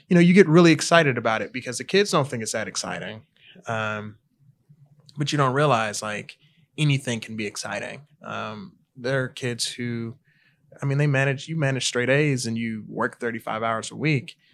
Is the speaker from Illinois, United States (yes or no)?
yes; Harvey, Illinois, United States; also born or lived in Country Club Hills, Illinois; I'm originally from the south suburbs of Chicago. So I grew up in Harvey